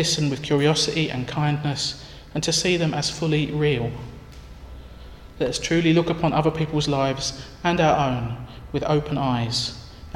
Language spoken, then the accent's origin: English; Northern Ireland, United Kingdom; moved away as an adult; I felt isolated by being the only Northern Irish person, and being working class Northern Irish at that. Living outside my home country for the first time